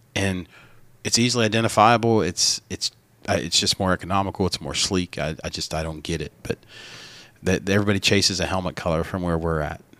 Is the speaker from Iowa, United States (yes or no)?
no; North Carolina, United States; we're from the South